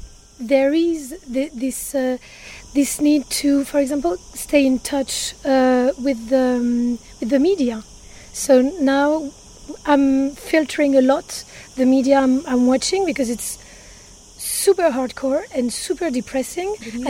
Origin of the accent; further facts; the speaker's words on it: Paris, Île-de-France, France; now in Ibiza, Spain; there's a feeling of being safe in Ibiza that I really don't feel in Paris. We're both from Paris.